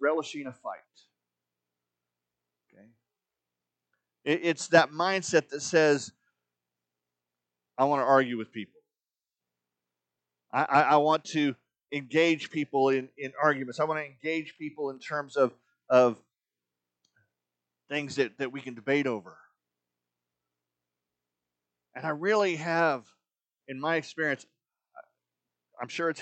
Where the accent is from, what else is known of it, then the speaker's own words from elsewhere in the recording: Arizona, United States; When I was growing up in Arizona as a teenager